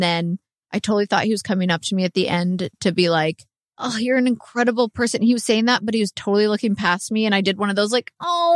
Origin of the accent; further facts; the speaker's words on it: Canada; As a Canadian